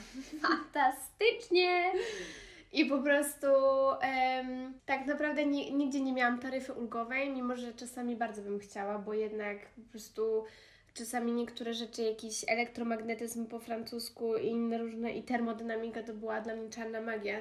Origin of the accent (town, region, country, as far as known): Poland; born or raised there; moved away as an adult